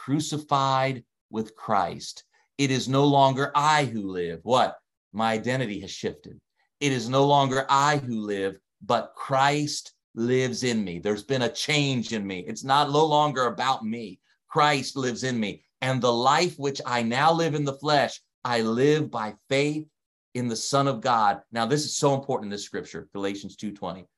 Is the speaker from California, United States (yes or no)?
no; Delaware, United States; accent: Delaware; now in Canada; my accent, my Delaware accent. I don't have a Canadian accent